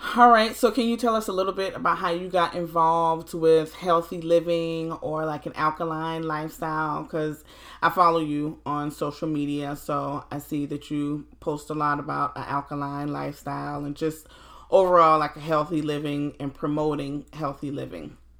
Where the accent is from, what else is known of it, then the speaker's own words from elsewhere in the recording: Low Country, Hilton Head Island, Beaufort, South Carolina, United States; here in my hometown of the Low Country, Hilton Head Island, Beaufort